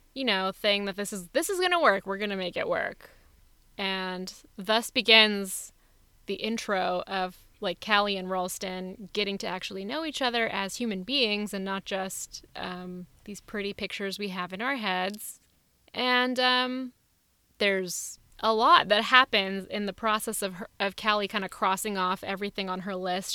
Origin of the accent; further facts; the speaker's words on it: India; also born or lived in Los Angeles; now in Oakland, United States; my country of India